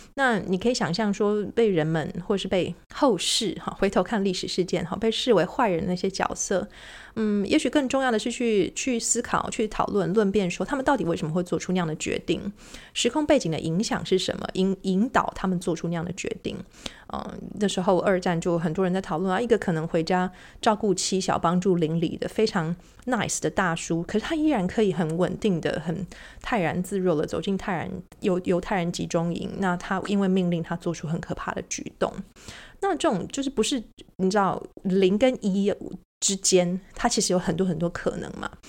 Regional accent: Taiwan; 我们在台湾长大

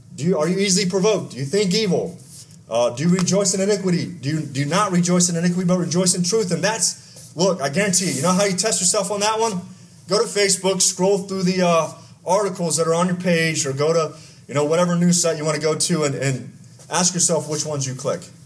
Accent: Texas, United States; I grew up in Texas

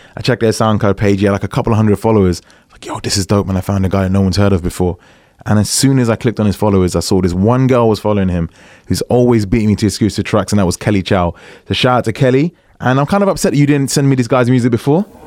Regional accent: England, United Kingdom; I'm English, not American

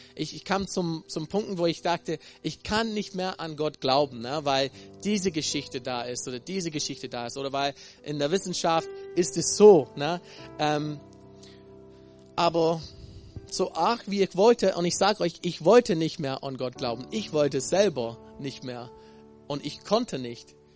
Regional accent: Texas, United States; moved away; Ich komme aus Texas und würde so geprägt

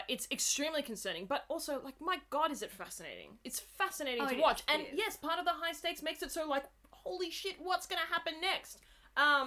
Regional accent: Australia; I'm Australian

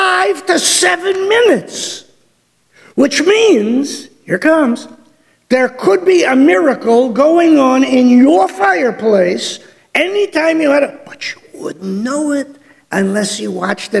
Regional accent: Detroit, Michigan, United States; growing up in Detroit

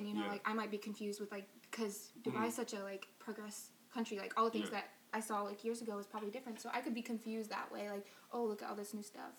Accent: Illinois, United States; I was born in Illinois.

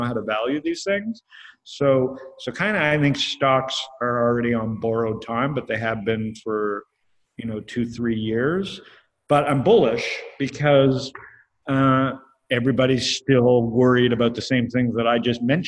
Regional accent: Canada; I'm Canadian.

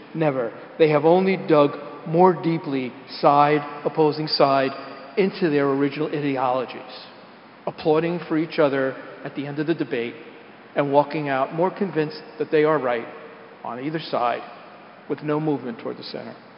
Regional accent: New York City, New York, United States; we're from the Bronx

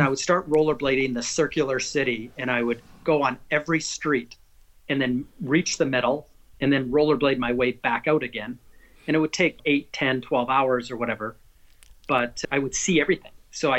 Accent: Canada; also born or lived in North Carolina / New York; now in United States; got to live across Canada and then in North Carolina, in New York, and now in Southern Florida. So I'm a Canadian kind of on vacation every day.

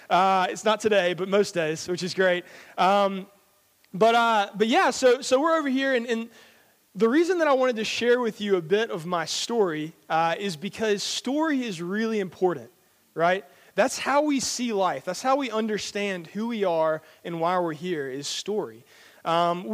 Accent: Georgia, United States; moved away as an adult; now in Billingshurst, United Kingdom; I'm from America. I'm from Georgia, which is in the south

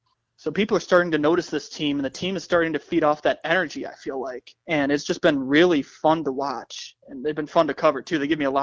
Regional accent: Chicago, Illinois, United States; I'm from the Chicago area

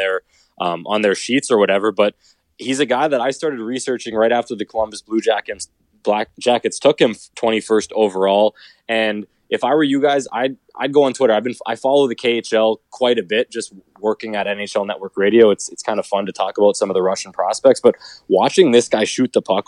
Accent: Canada; I'm a Canadian like you

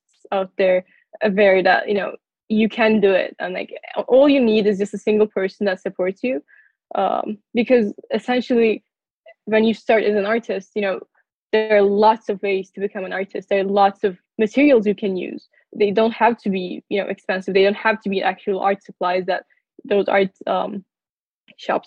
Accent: Turkey; moved away as an adult; now in United States; I come from Turkey

